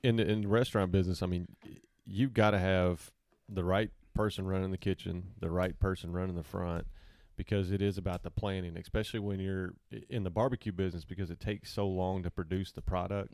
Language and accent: English; Salina, Kansas, United States; moved away as an adult; now in Arkansas, United States